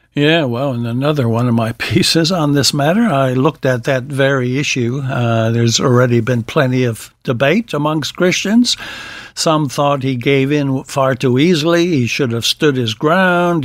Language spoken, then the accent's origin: English; Wisconsin, United States; my home state, of Wisconsin.